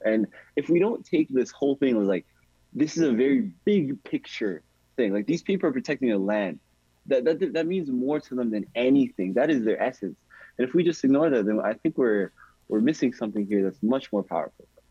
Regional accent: Toronto, Ontario, Canada; I'm from Rexdale, I'm from the west side of Toronto.

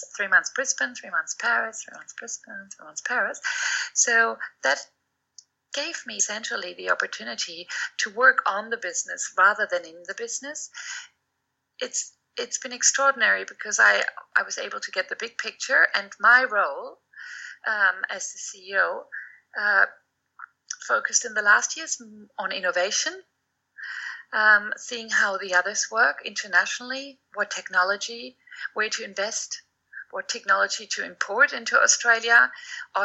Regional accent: Germany; moved away; I've quoted our former chancellor, Willy Brandt, many times

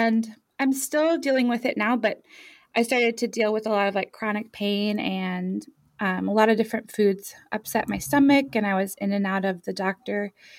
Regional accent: Ireland; also born or lived in France / Germany; So I was born in France and grew up primarily in Ireland and Germany and France. Moving a lot.

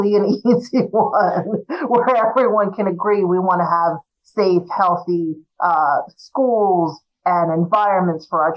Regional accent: New Jersey, United States; also born or lived in Willingboro, New Jersey; I grew up in South Jersey

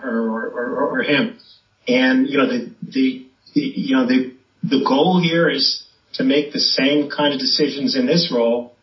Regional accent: Long Island, New York, United States; I was born and raised in New York on Long Island, where my dad had his practice.

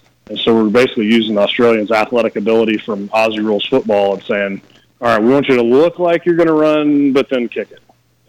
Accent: Knoxville, Tennessee, United States; moved away as an adult; So I'm from, like you guys were saying just a second ago, I'm from Knoxville. So it's fun to be back in Knoxville after being gone for 18 years.

